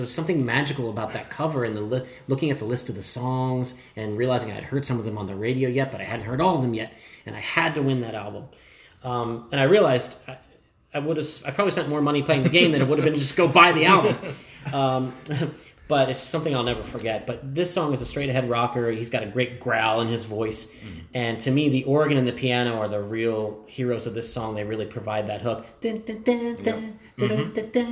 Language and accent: English; Williamstown, New Jersey, United States; I told you I grew up in New Jersey, but I grew up in Williamstown, New Jersey, which is in Gloucester County